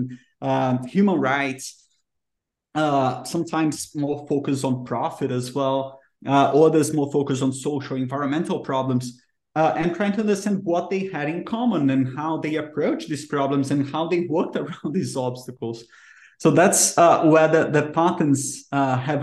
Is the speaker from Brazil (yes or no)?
yes; Brazil; English is a second language; I'm from Brazil